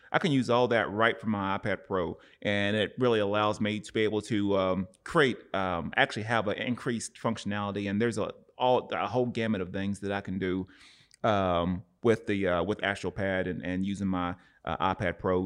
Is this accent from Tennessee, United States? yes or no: yes; Cleveland, Tennessee, United States; now in Oceanside, United States; my hometown, Cleveland, Tennessee